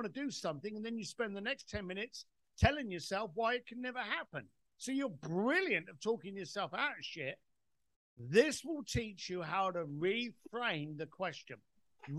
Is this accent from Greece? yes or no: no; United Kingdom; I'm British